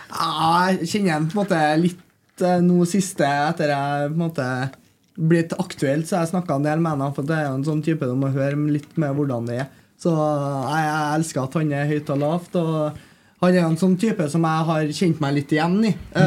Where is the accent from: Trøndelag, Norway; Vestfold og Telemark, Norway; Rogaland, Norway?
Trøndelag, Norway; Trondheim; jeg er oppvokst på Nydavoll, så jeg er rett eh, borti her.